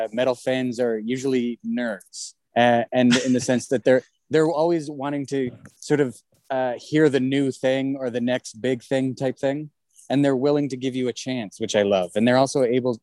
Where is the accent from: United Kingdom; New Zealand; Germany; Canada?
Canada; Winnipeg, Manitoba; I come from Winnipeg, so that whole thing about me being from Melville, Saskatchewan, right, is very similar to just being in Winnipeg.